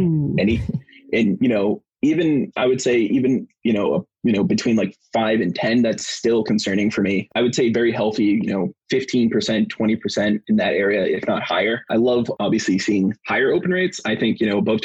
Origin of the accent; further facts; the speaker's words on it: East Coast, United States; Born and raised in East Coast